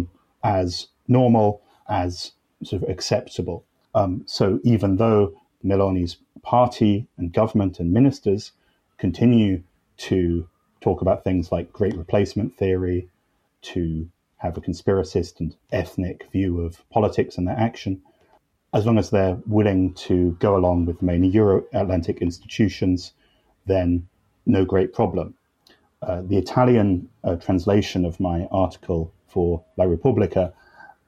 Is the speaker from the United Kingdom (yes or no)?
yes; United Kingdom; I'm British